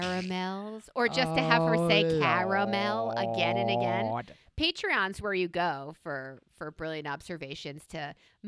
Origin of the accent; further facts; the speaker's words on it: New York, United States; We don't own floral things because I'm a New Yorker and we wear black, navy, and black or navy.